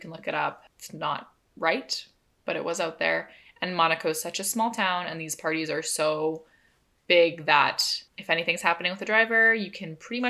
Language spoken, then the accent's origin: English; Canada; they know that we're Canadian